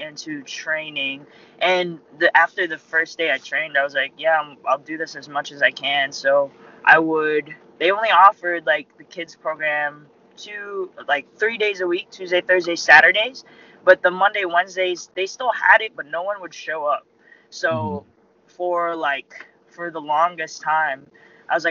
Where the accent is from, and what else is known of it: Alpharetta, Georgia, United States; born or raised there; also born or lived in Philippines